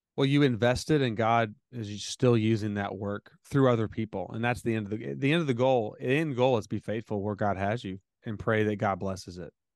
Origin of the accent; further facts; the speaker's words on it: United States; I'm American